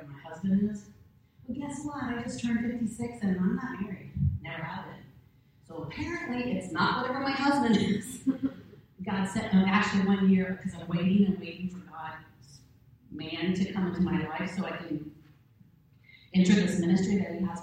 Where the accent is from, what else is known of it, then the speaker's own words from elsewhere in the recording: Grove City, United States; I was raised in Grove City, graduated from Grove City High School